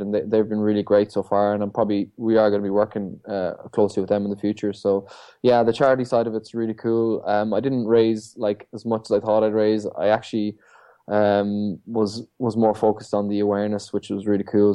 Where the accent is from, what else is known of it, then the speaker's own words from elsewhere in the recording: Ireland; coming back to my hometown, where I'm from, you know, the North Atlantic. Um, I grew up on these shores